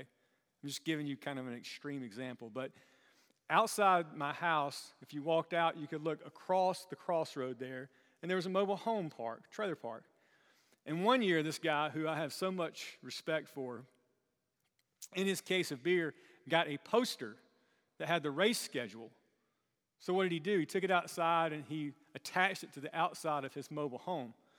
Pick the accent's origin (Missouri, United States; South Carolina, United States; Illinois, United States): South Carolina, United States; moved away; growing up in South Carolina